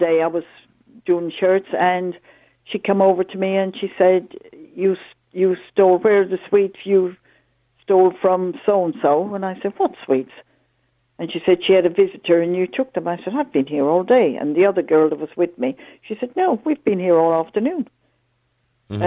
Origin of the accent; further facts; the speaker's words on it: Ireland; me as an Irish citizen